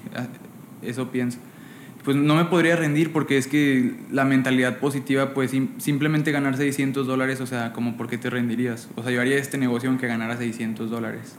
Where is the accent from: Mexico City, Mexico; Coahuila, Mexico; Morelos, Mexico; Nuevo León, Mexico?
Coahuila, Mexico; Monclova; Pues yo soy de Monclova, Coahuila